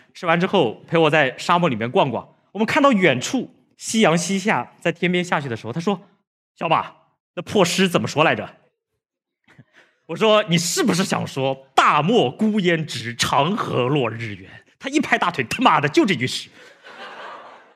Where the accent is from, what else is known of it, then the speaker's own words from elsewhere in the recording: a village in northern Jiangsu, China; also born or lived in Suzhou; 我从小生活在农村，这就是我生活的小村子，啊，这是我们家门口一个苏北特别普通的小村子